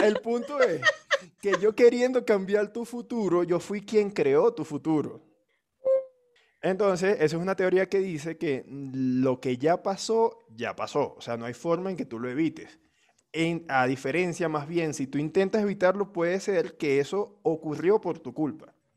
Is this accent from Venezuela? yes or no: yes; Venezuela; now in Colombia; nosotros no emigramos de Venezuela